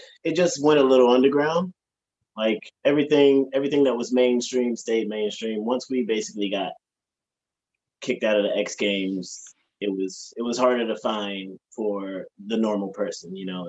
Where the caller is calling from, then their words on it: Charlotte, North Carolina, United States; Charlotte, North Carolina.